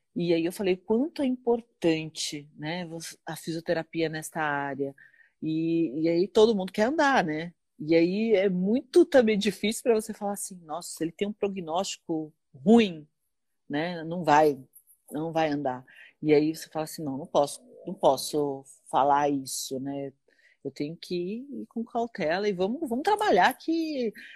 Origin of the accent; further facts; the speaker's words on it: Osasco, São Paulo, Brazil; now in Carapicuíba, Brazil; eu sou de Osasco. Ah, na verdade, eu nasci em Osasco e moro em Carapicuíba